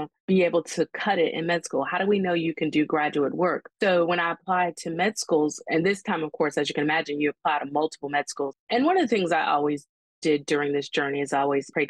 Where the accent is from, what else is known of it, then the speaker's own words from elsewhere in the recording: Hampton, Virginia, United States; I knew all about Hampton because this is my hometown